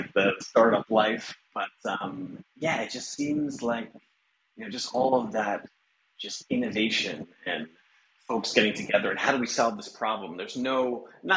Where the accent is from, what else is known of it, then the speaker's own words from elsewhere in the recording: Long Island, New York, United States; also born or lived in Buffalo, New York; I grew up in the suburbs of Long Island, maybe like an hour outside New York City